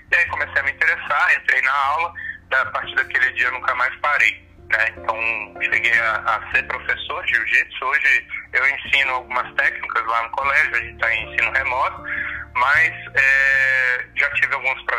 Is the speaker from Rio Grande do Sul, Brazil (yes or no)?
no; Brasília, Federal District, Brazil; obrigado pela apresentação pessoal. É, sou aqui de natural de Brasília, tenho três filhos, sou casado é, e trabalho hoje no Colégio Militar de Brasília.